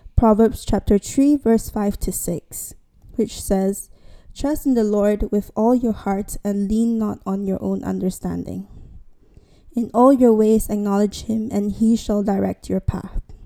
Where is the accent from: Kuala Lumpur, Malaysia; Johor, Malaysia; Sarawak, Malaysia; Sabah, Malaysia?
Sarawak, Malaysia; Miri; moved away as an adult; now in London, United Kingdom; I was back in Miri, my hometown